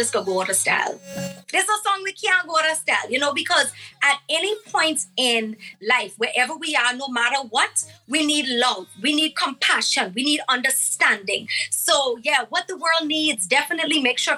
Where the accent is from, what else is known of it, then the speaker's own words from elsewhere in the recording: Bimini, Bahamas; now in United States; growing up in Bimini, I wouldn't trade it for anything in the world because it makes me who I am